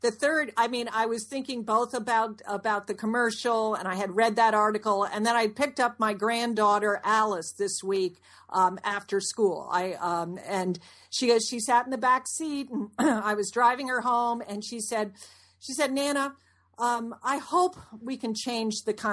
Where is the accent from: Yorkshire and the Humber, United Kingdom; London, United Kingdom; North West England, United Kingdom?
London, United Kingdom; born there; I was born in London, and to be president of the United States, you have to be born in the United States.